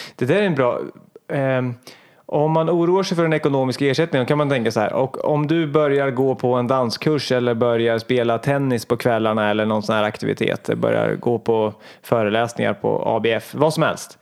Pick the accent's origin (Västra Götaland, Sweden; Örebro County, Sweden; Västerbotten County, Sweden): Örebro County, Sweden; Hallsberg; moved away; när jag var liten och bodde hemma i Hallsberg